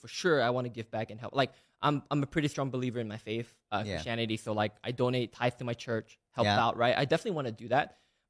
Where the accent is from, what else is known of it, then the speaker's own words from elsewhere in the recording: Malaysia; moved away as an adult; now in United States; I was born and raised in Malaysia. I moved to the U.S. Actually, yesterday was my official 10 years in America.